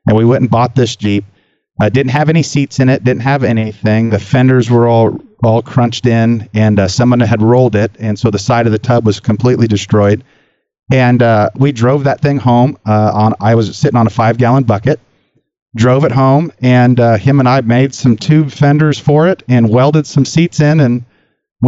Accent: Sacramento, California, United States; I grew up in Sacramento, South Sacramento.

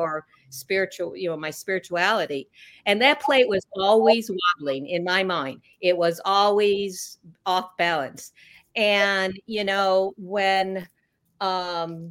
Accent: Chicago, Illinois, United States; I was born in Chicago area

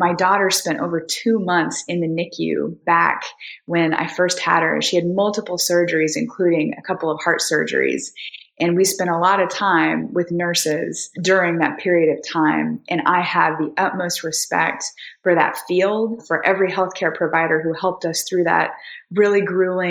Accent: Missouri, United States; moved away as an adult; now in Nashville, United States; I'm originally from Missouri and I came to Vanderbilt Law School in 2006

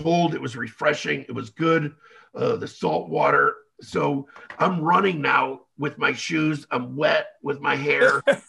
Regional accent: Israel; accent: Israeli; I don't know if that's my Israeli accent

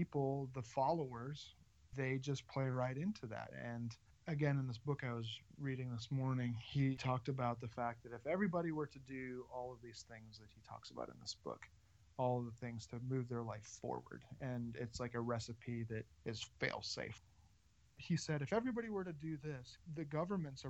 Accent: Minnesota, United States; also born or lived in Georgia; I was born in Georgia, and then I was raised in Canadian border Minnesota, and up north

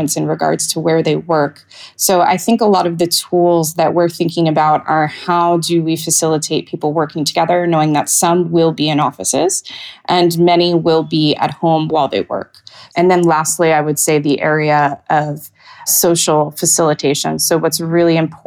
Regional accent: United States; moved away as an adult; also born or lived in Europe; I am American and have only lived here full time for just over a year now

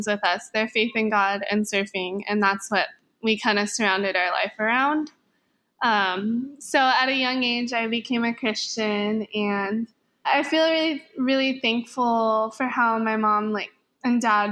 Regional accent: Hawaii, United States; I'm born and raised in Hawaii

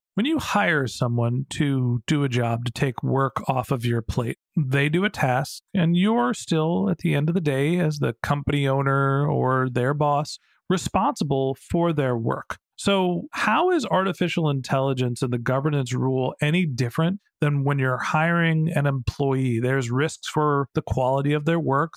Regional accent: Burlingame, California, United States; my hometown, Burlingame here

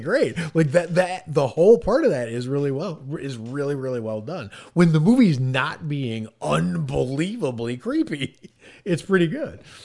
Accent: New England, United States; I'm from New England

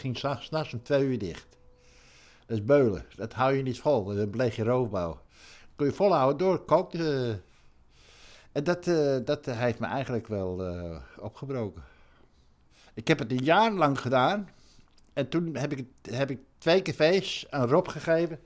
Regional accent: Netherlands; ik ben Hollander in een Hollands café.

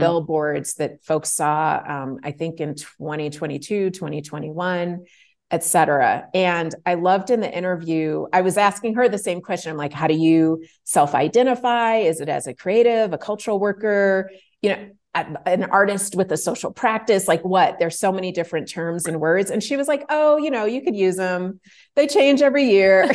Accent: Chicago, Illinois, United States; I grew up in Chicago, Illinois, in the United States

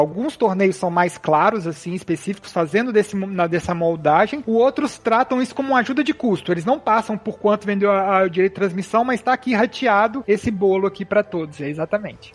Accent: Minas Gerais, Brazil; todos os fundadores são, somos, nós somos mineiros

